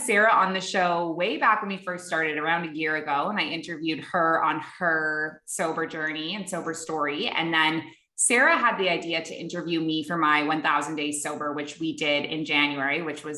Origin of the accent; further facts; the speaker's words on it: Canada; moved away as an adult; also born or lived in Dubai / Abu Dhabi; now in Bali, Indonesia; I'm a Canadian who moved across the world at age 23, and I never went back.